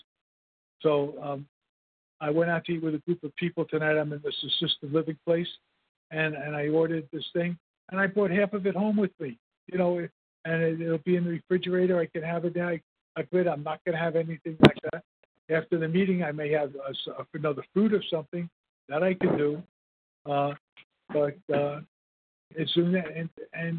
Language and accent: English; New York City, New York, United States; I grew up in Brooklyn.